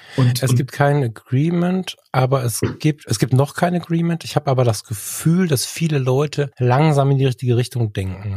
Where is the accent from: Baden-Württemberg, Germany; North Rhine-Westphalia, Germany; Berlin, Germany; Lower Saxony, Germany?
North Rhine-Westphalia, Germany; Ratingen; hier bei uns in der Kommunalverwaltung in Ratingen landen. Das war die Idee meines Vaters, der war Kommunalpolitiker hier.